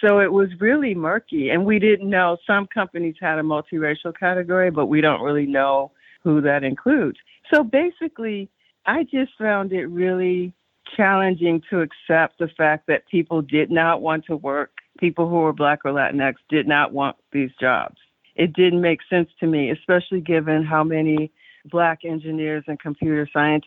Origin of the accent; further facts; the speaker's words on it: Chicago, Illinois, United States; I grew up on the South Side of Chicago during a very specific historical moment